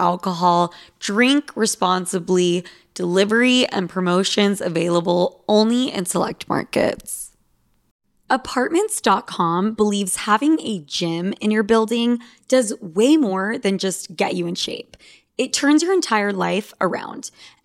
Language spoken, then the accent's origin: English; Utah, United States; now in New York City, United States; I'm from Utah